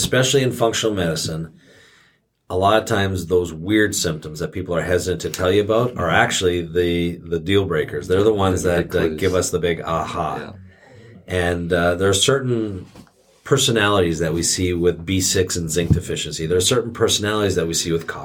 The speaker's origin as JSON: {"language": "English", "country": "Canada", "tie": "born or raised there", "moved": "yes", "lives_now": "United States", "said": "growing up in Canada with their healthcare system and then coming down to the United States with this healthcare system"}